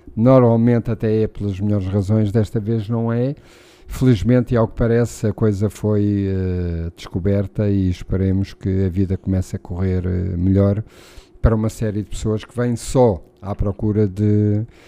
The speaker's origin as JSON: {"language": "Portuguese", "country": "Portugal"}